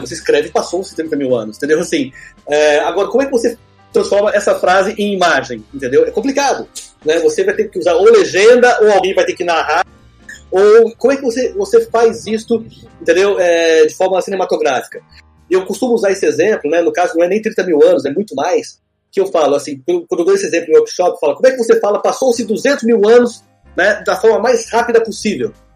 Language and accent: Portuguese; São José dos Campos, São Paulo, Brazil; also born or lived in Taubaté / Rio de Janeiro (Barra); now in Rio de Janeiro, Brazil; eu sou nasci em Taubaté, então, assim, eu cresci em São José dos Campos, né, que é outro do interior